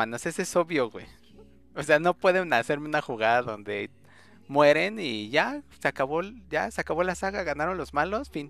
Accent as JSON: {"language": "Spanish", "region": "Mexico City", "country": "Mexico", "said": "En la, en la Vasconcelos soy de la Cuauhtémoc."}